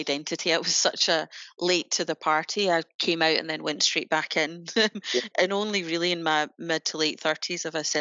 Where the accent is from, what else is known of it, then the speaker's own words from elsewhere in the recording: Glasgow, Scotland, United Kingdom; we're both from Glasgow